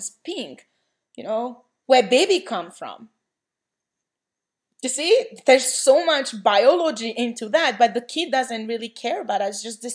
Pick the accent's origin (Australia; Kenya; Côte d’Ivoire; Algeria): Côte d’Ivoire; moved away; I grew up in the Ivory Coast, so TB, HIV, you know, malaria is really affecting people's lives.